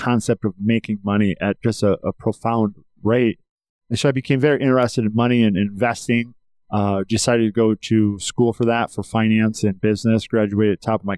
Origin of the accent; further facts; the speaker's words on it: Northwest Indiana, United States; I'm proud to be a farm kid from Indiana, Northwest Indiana.